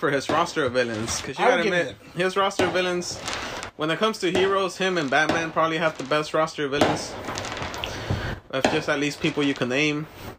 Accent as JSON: {"language": "English", "country": "United States", "said": "I'm American."}